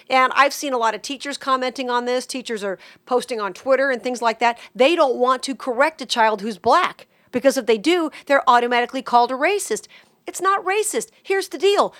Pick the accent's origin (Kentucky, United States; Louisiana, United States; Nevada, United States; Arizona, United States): Nevada, United States; Las Vegas; growing up in Vegas